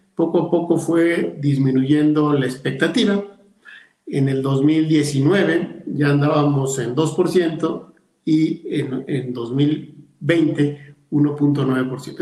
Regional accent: León, Guanajuato, Mexico; empresarios de mi tierra

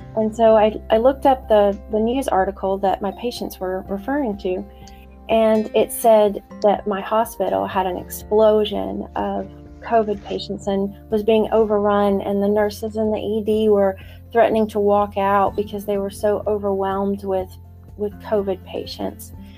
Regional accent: North Carolina, United States; also born or lived in northern Maine; now in Maine, United States; I'm originally from North Carolina

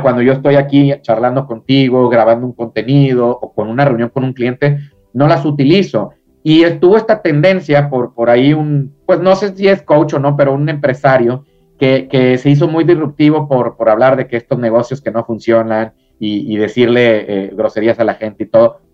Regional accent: Mexico; Acá en, México, en mi país

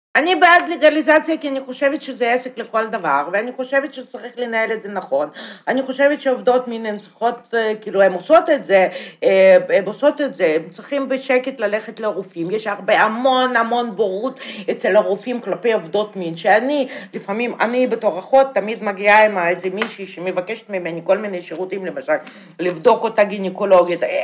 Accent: Russia; Hebrew is a second language; moved away as an adult; now in Israel; אני באה מרוסיה

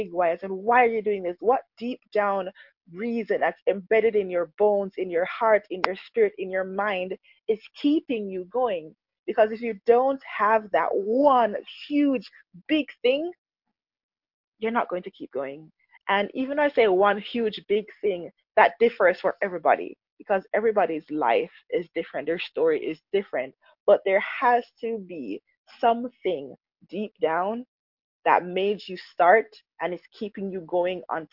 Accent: Jamaica; when I was growing up, we grew up in Jamaica

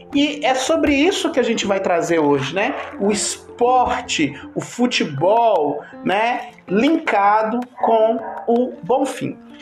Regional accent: Brazil; como bom brasileiro é, que sou

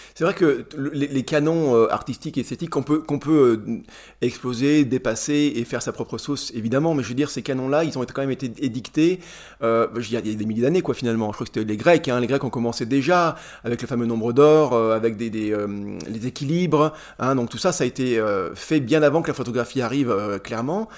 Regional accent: Charolais, Bourgogne-Franche-Comté, France; j'ai grandi dans le Charolais

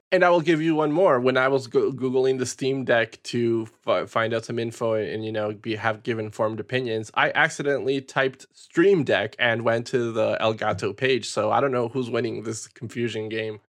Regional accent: Peru; growing up in Peru

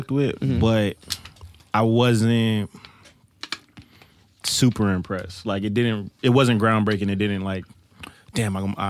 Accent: East Coast, United States; I'm from the East Coast

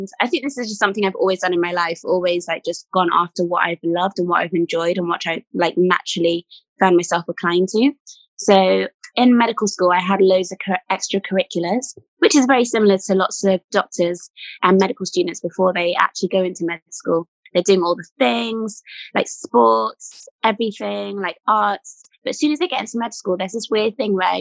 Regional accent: Hertfordshire, East of England, United Kingdom; I grew up in Hertfordshire

